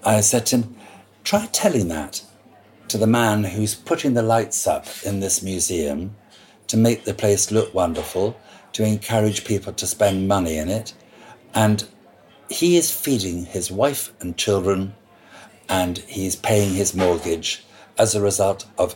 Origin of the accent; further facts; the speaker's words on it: Scotland, United Kingdom; now in London, United Kingdom; I'm a Scot, so I can say what I like about being Scottish.